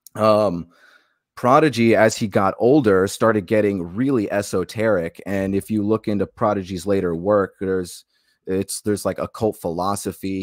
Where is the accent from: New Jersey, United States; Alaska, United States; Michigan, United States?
Alaska, United States; also born or lived in Macon, Georgia; now in Florida, United States; I was born thirty minutes outside of Eatonton in Macon, Georgia. Raised my life, uh, most of my life in Alaska